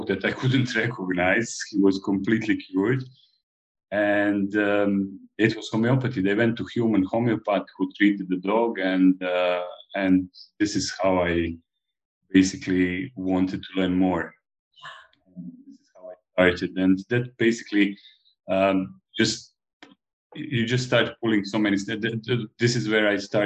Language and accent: English; Split-Dalmatia County, Croatia; moved away as an adult; also born or lived in Belgrade, Serbia; now in Malta; I come originally from Dalmatia, which is a province of Croatia in ex-Yugoslavia.